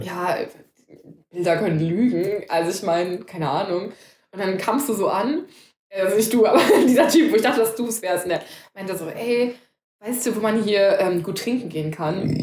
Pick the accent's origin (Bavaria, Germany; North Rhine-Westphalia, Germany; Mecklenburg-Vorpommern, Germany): North Rhine-Westphalia, Germany; Cologne; wir sind ja beide Kölner, ne? wir sind zwei Kölsche